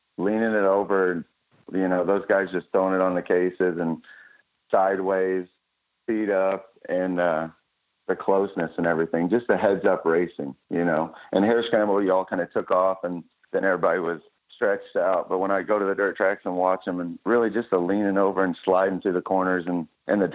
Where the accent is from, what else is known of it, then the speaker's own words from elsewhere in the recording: Alton, Illinois, United States; now in Mattoon, United States; I was born in a little town, Alton, Illinois, just outside of St. Louis